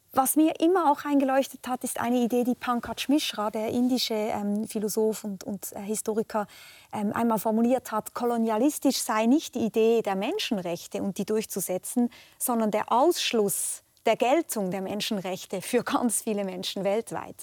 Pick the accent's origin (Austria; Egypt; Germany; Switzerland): Switzerland; mir als Schweizerin